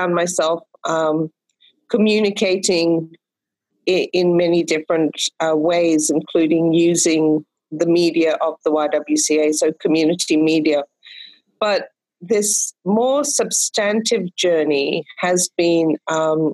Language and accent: English; Fiji; a series of crises and military coups that I've experienced in my home country of Fiji. And 1987, I was 21 years old when we faced our first military coup.